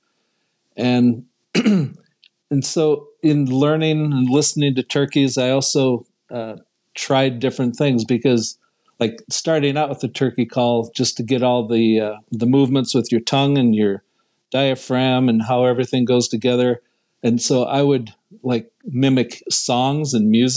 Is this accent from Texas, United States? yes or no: no; Northeast Iowa, United States; moved away; So growing up in Northeast Iowa